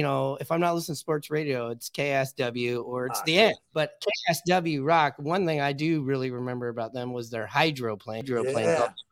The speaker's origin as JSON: {"language": "English", "town": "Seattle", "region": "Washington", "country": "United States", "tie": "born or raised there", "said": "I grew up in Seattle, went to Ballard High School."}